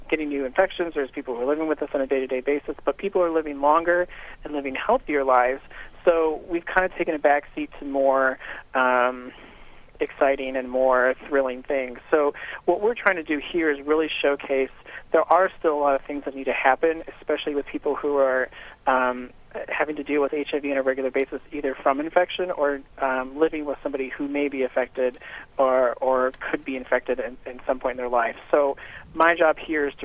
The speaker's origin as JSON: {"language": "English", "region": "Northwest Indiana", "country": "United States", "tie": "born or raised there", "also_born_or_lived": "Chicago, Illinois", "said": "I grew up in Northwest Indiana, so I'm a region rat"}